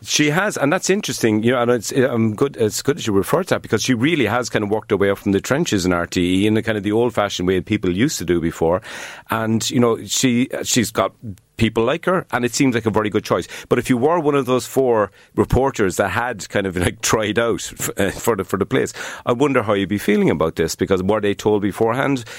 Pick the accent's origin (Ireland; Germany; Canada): Ireland; Cork, Munster; accent: Cork; moved away; also born or lived in Dublin; whenever I open my mouth, a Cork accent